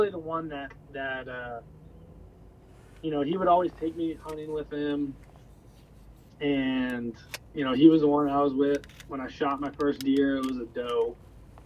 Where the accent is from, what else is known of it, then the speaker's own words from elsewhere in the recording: Kerrville, Texas, United States; I grew up in Kerrville, Texas with my mother and my sister